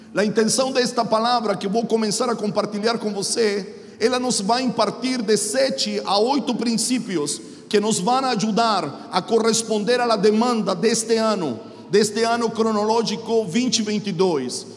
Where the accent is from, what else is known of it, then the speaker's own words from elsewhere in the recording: Chile; Portuguese is a second language; now in Mogi das Cruzes, Brazil; sou chileno, moro em Mogi das Cruzes, São Paulo